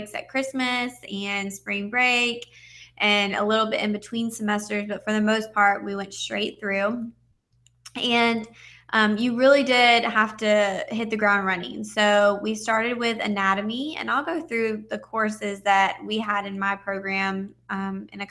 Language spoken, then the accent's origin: English; Georgia, United States; I am from Georgia, and I graduated high school in 2008